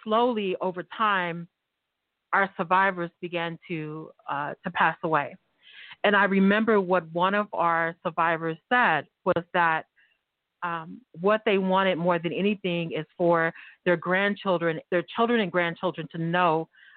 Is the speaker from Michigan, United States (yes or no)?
no; Tulsa, Oklahoma, United States; born and raised in North Tulsa